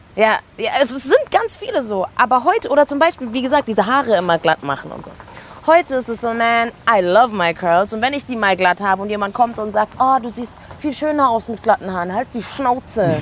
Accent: Karlsruhe, Baden-Württemberg, Germany; also born or lived in Mannheim; ich bin in Karlsruhe geboren und die ersten elf Jahre habe ich dort gelebt. Ich habe in einem Russenviertel gewohnt, alle waren weiß. Ich bin dann nach Mannheim gezogen mit zwölf

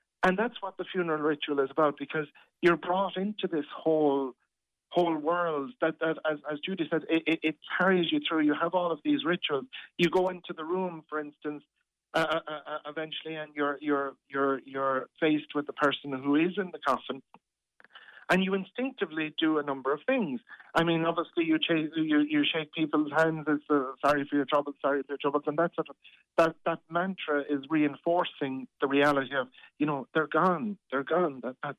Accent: Ireland; And that really cuts to our hearts as an Irish people.

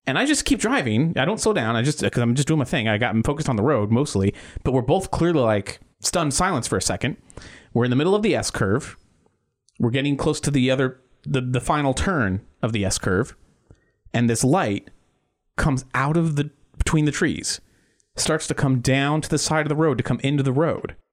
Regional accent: Titusville, Florida, United States; I grew up in Titusville, Florida.

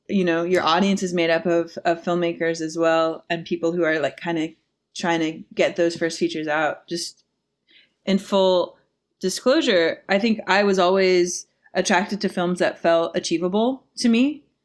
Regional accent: Midwest, United States; moved away as an adult; now in New York, United States; I grew up in the Midwest, so New York was this very like big exotic place for me.

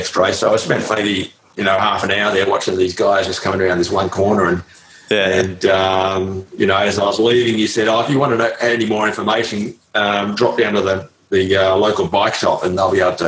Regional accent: Melbourne, Victoria, Australia; also born or lived in London / Adelaide; I grew up in Melbourne from possibly the age of six.

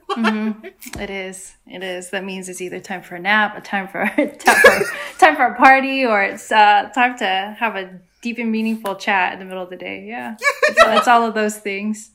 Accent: San Diego, California, United States; moved away; also born or lived in Guam; I grew up in San Diego, California, where there are lots of other Chamorros

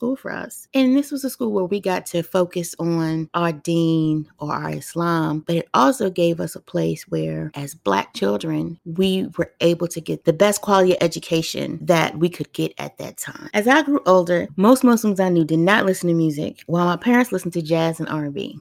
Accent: Washington, District of Columbia, United States; I grew up in Washington, D.C. during the 80s, when D.C. was truly Chocolate City. And to us natives back then, it was called Dodge City

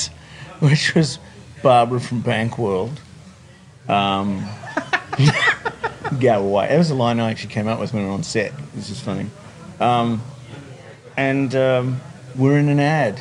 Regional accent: Wellington, New Zealand; moved away as an adult; now in Sydney, Australia; I grew up in Wellington in New Zealand. But I've been here in Australia longer than I was in New Zealand

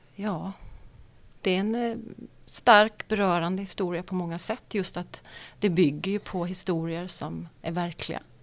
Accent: Marieholm, Skåne, Sweden; also born or lived in Stockholm; jag är född i, eh, i Stockholm och så flyttade vi ner till Skåne när jag var fem. Och då eh, flyttade vi till en by som heter Marieholm

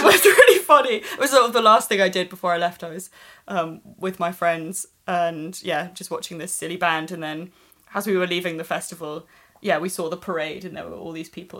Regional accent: Swansea, Wales, United Kingdom; where I grew up in Swansea.

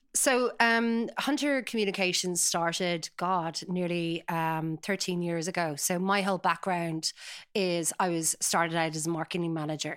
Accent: Sutton, Leinster, Ireland; I grew up in Sutton, uh, very idyllic life, beautiful coastal

